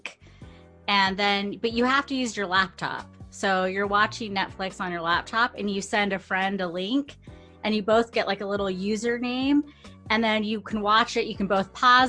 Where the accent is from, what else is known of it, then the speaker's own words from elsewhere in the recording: Fresno, California, United States; moved away as an adult; now in San Pedro, United States; when I moved to San Pedro, we're both from Fresno